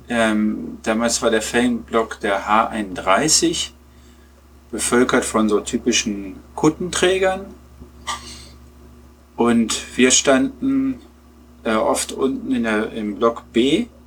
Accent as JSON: {"language": "German", "town": "Peine", "region": "Lower Saxony", "country": "Germany", "said": "Nee, gar nicht. Ich komme aus Peine."}